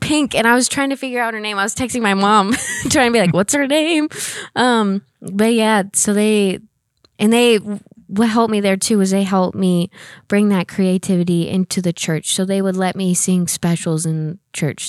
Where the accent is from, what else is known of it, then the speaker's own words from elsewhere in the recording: Oklahoma, United States; moved away as an adult; now in Oklahoma City, United States; I'm originally from a very small town. I'm in Oklahoma. Um, I grew up there my whole life